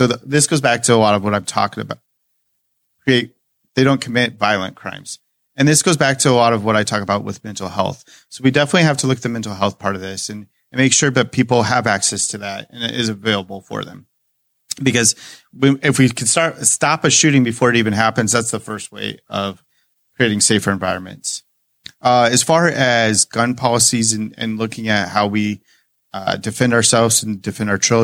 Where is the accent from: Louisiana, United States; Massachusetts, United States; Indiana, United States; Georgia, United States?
Indiana, United States; Greenwood; also born or lived in Elkhart County, Indiana; my hometown of Greenwood